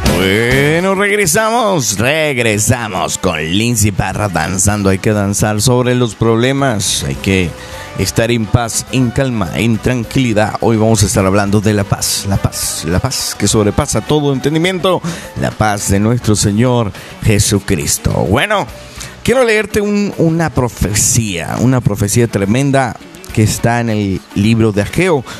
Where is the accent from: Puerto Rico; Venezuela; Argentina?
Venezuela; moved away; nosotros que somos venezolanos, y estamos acá